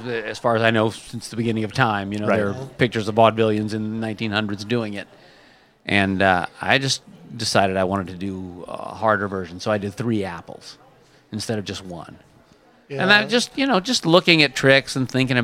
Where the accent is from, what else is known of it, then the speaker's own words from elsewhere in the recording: Northern California, United States; I was a kid growing up in Northern California